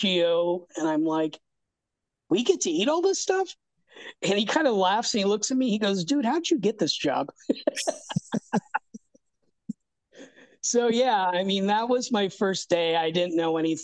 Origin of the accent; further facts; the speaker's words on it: Arcadia, California, United States; I grew up in Southern California in a town called Arcadia, which is right next to Pasadena